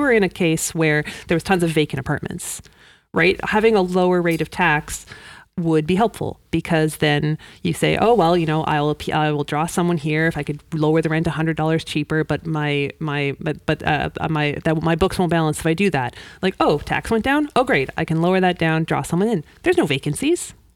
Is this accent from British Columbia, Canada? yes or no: yes; Vancouver, British Columbia, Canada; moved away as an adult; now in Moncton, Canada; I'm from Vancouver originally